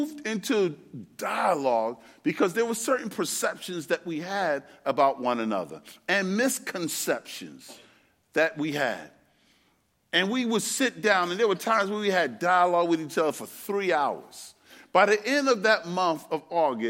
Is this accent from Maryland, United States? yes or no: no; New York City, New York, United States; I'm from Brooklyn, New York. That's where I was born and raised